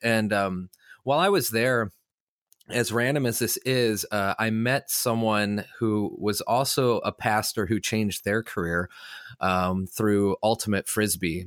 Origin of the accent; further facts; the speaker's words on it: Illinois, United States; moved away as an adult; also born or lived in Los Angeles, California; I'm from Illinois